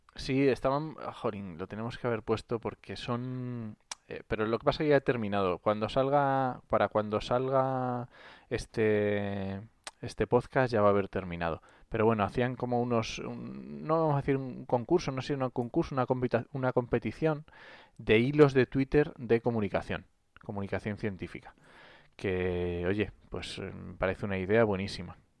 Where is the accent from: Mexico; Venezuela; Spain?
Spain; Asturias; yo soy asturiano